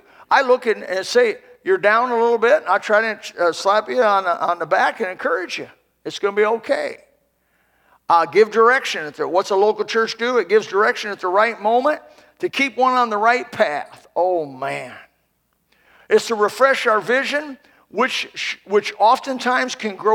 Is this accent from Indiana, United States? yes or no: yes; Indiana, United States; moved away; I'm from Indiana originally